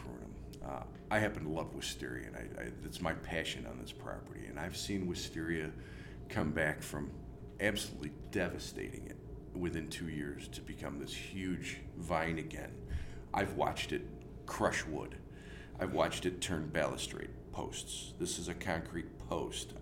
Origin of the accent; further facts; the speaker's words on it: Greece, New York, United States; I grew up in Greece